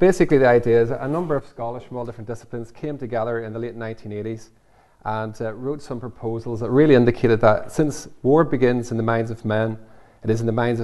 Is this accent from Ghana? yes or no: no; Northern Ireland, United Kingdom; when I grew up in Northern Ireland